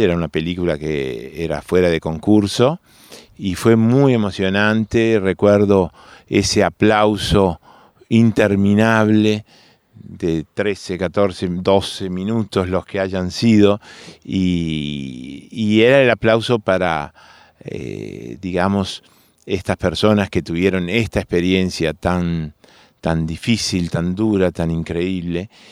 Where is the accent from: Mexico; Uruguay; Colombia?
Uruguay; Montevideo; de chico yo vivía en Millán y, Espinillo, en Montevideo